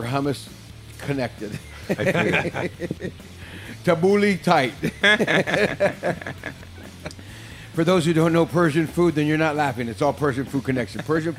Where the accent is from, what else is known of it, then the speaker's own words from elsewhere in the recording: San Jose, California, United States; moved away as an adult; also born or lived in Glendale, California; I'm from the Bay, right? I'm from San Jose.